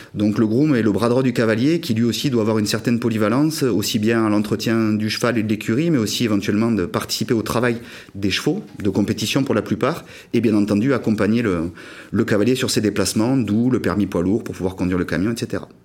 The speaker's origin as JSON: {"language": "French", "town": "Pau", "region": "Nouvelle-Aquitaine", "country": "France", "said": "à Pau, de là d'où je viens"}